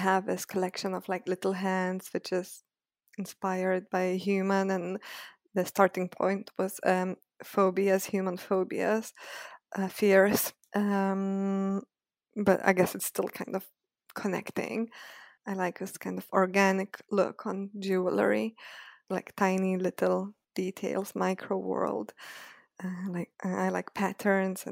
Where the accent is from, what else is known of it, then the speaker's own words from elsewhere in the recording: Lithuania; moved away as an adult; now in London, United Kingdom; I lived in Lithuania. So originally I'm from Lithuania, and then I always thought I'll study there